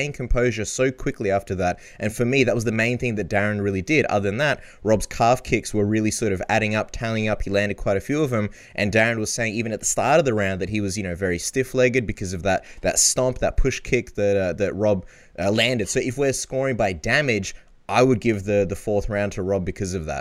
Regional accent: Australia; I'm Aussie

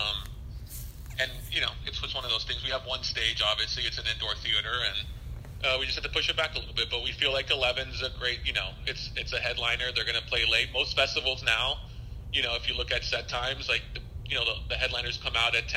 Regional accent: Miami, Florida, United States; I was born in Miami, so was Marcelo. Our families, you know, are Hispanic, but we, you know, they moved here and they had us, and we've been here our entire lives

